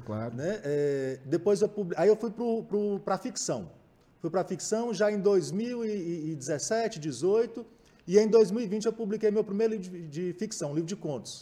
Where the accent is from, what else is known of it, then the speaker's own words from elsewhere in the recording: Montes Claros, Minas Gerais, Brazil; eu sou nascido e criado em Montes Claros, mas minha casa é o sertão inteiro